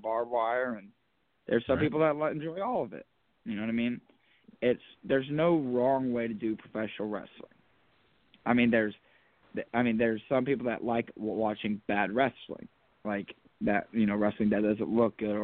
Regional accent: Spencer, Indiana, United States; my hometown of Spencer

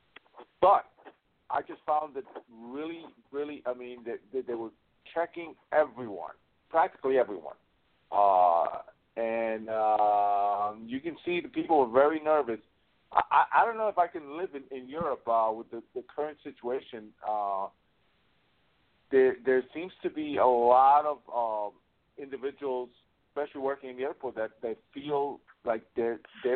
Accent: United States; being an American

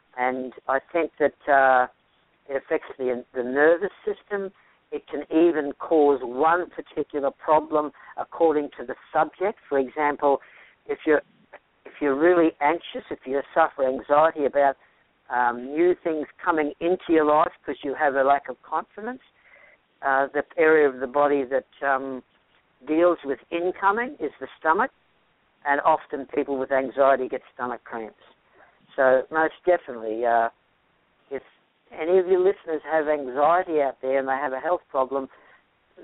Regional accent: Australia; now in Marietta, United States; I'm from Australia

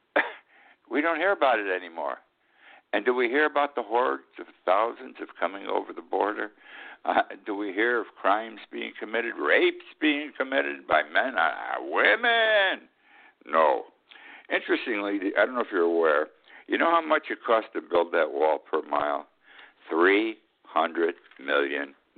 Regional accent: Utica, New York, United States; 14 miles from my hometown of Utica

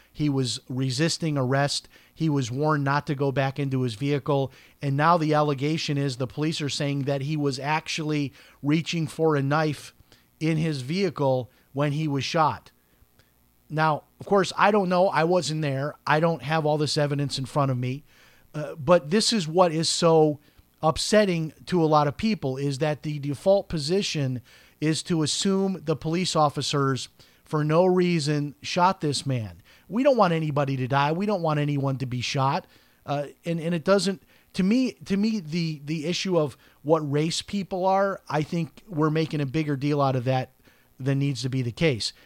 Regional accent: Chicago, Illinois, United States; I'm from Chicago

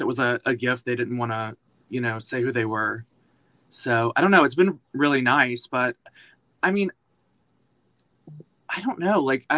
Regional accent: Alabama, United States; now in New York, United States; So I moved from Alabama to Pittsburgh and went to school for musical theater at Point Park University. And then I moved straight to New York.

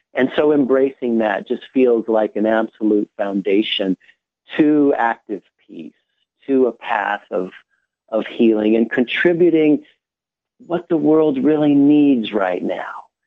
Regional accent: United States

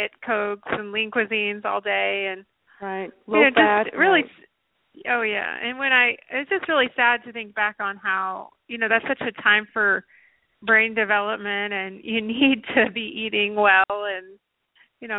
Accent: Nashville, Tennessee, United States; I grew up in Nashville

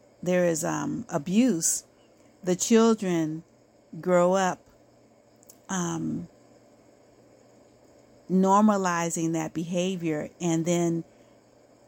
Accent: United States; I am Black American

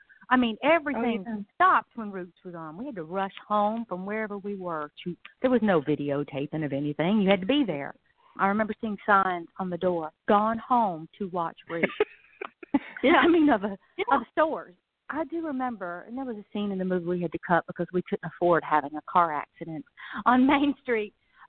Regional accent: the South, United States; moved away; also born or lived in New York City; I do remember growing up in the South

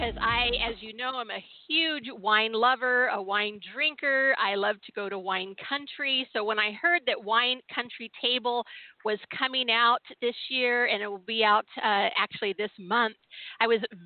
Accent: San Diego, California, United States; now in Washington, United States; I was born and raised in San Diego

